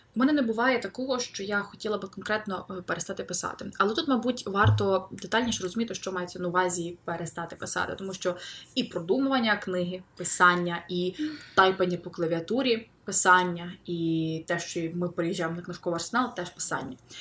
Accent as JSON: {"language": "Ukrainian", "town": "Lviv", "region": "Lviv Oblast", "country": "Ukraine", "tie": "born or raised there", "said": "я львів'янка"}